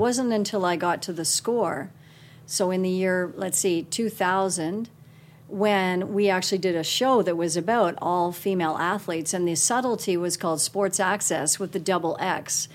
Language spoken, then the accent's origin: English; Guelph, Ontario, Canada; also born or lived in Toronto, Ontario; now in Calgary, Canada; I was born in Toronto, Ontario, and we lived there till I was seven, and then moved to Guelph, Ontario. And I would start with Guelph because that really was my formative years